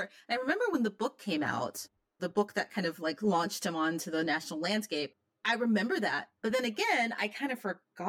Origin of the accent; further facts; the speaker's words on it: Memphis, Tennessee, United States; I grew up in Memphis, Tennessee, you know, where Martin Luther King was assassinated